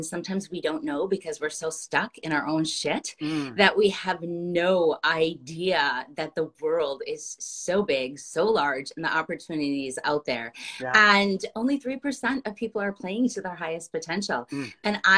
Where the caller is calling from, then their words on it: Minneapolis, Minnesota, United States; I'm joining you from Minneapolis, Minnesota.